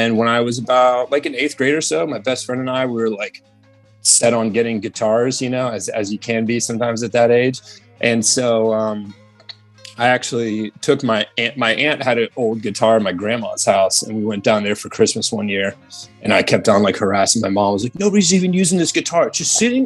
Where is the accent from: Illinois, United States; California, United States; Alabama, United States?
California, United States; Sebastopol; also born or lived in Petaluma, California / Santa Rosa, California; Sebastopol is kind of what I call my hometown, just because I moved there when I was like, I was 11 or 12. And so like went to high school there